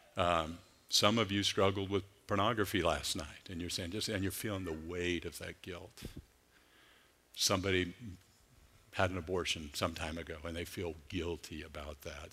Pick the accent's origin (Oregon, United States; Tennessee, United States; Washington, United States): Oregon, United States; Clackamas; I grew up in Clackamas, Oregon